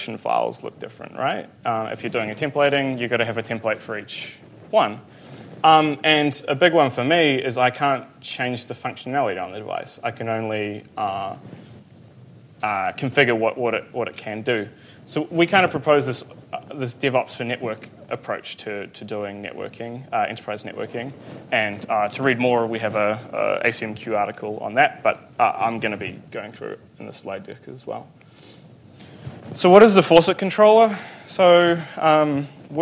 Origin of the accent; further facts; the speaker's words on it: Hamilton, Waikato, New Zealand; I'm from New Zealand, a small place called Hamilton